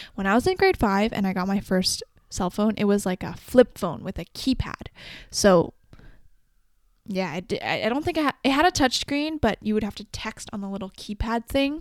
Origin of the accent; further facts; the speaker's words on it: Canada; also born or lived in China; I was born in China in April, and then I moved that year, that December, to Canada with my mom and dad.